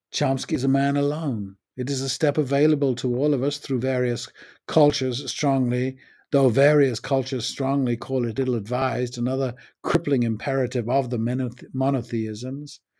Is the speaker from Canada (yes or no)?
no; United States; moved away; also born or lived in United Kingdom; The previous eight years I had been back after growing up in the States